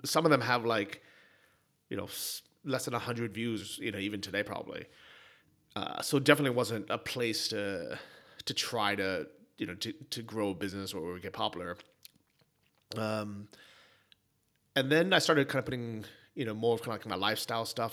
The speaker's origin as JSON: {"language": "English", "town": "San Francisco", "region": "California", "country": "United States", "tie": "born or raised there", "said": "growing up in San Francisco"}